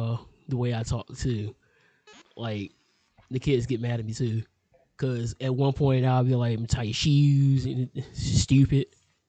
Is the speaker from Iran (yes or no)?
no; United States; I'm an American.